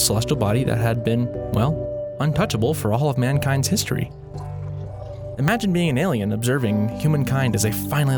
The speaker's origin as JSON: {"language": "English", "country": "United States", "said": "I can speak as an American, as the American people"}